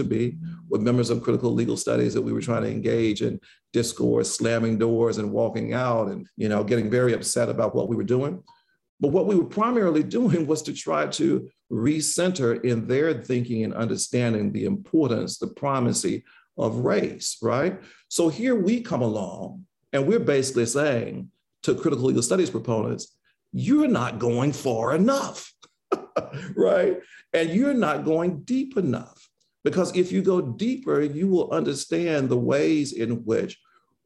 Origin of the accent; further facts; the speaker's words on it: Magnolia, Mississippi, United States; moved away as an adult; I was born in Magnolia, Mississippi, the southwest quadrant of the state